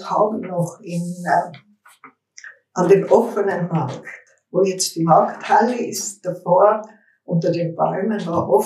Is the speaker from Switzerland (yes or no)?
no; Innsbruck, Tyrol, Austria; bin am 4.7.1936 in Innsbruck geboren. Aufgewachsen in der Müllerstraße 24. Es war die Wohnung meiner Großmutter.